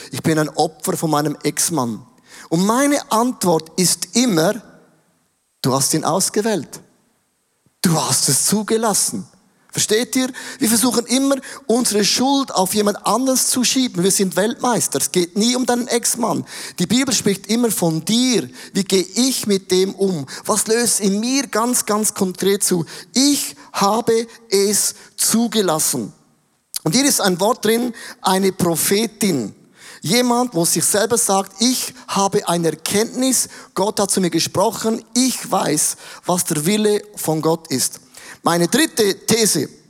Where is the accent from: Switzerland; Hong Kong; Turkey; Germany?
Switzerland; finde ich als Schweizer problematisch, weil wir haben ja schon alles.